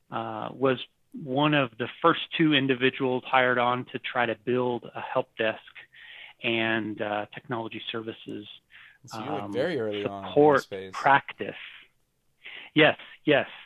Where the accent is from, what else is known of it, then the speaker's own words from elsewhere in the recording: Taiwan; also born or lived in Texas; Um, I was born in Taiwan. Oh wow! My parents were missionaries, and I grew up there for several years, and then ended up in Texas.